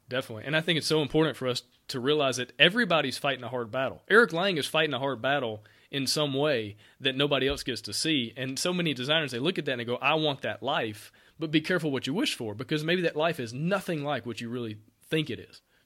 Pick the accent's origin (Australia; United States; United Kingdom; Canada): United States; near Auburn, Alabama; I'm from Alabama. I grew up right, literally thirty minutes down the road from Auburn